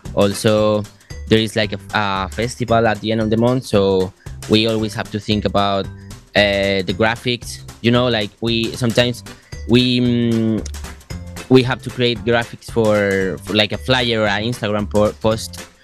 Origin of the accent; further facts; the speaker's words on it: Madrid, Community of Madrid, Spain; English is a second language; moved away as an adult; now in Cosenza, Italy; I come from I come from Madrid, which is uh, well, it's the biggest city in, in Spain